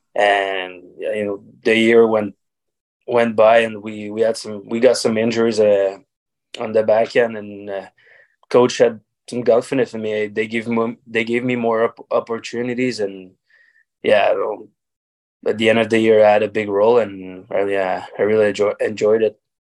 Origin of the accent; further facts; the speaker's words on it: Varennes, Quebec, Canada; also born or lived in Charlottetown / Laval; I played hockey in my hometown. To, I mean, with the Blizzard of Varennes